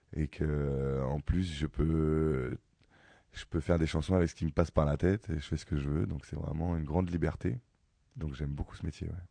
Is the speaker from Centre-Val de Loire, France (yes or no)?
no; Ivry-sur-Seine, Île-de-France, France; moi je suis né à Ivry, j'ai grandi à Ivry